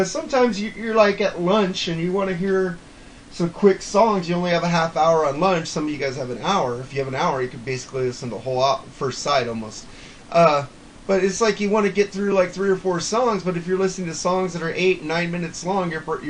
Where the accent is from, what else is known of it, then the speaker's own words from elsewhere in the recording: United States; I'm an American.